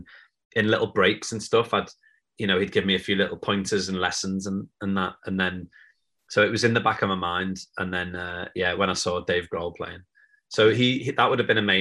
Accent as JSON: {"language": "English", "town": "Liverpool", "region": "North West England", "country": "United Kingdom", "tie": "born or raised there", "said": "growing up in Liverpool"}